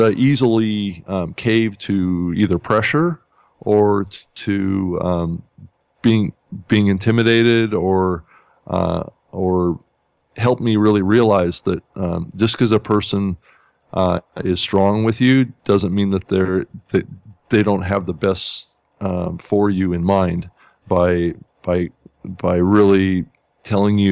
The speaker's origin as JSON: {"language": "English", "town": "Spokane", "region": "Washington", "country": "United States", "tie": "born or raised there", "lives_now": "Seattle, United States", "said": "I was born in Spokane, Washington, up in the beautiful state of Washington."}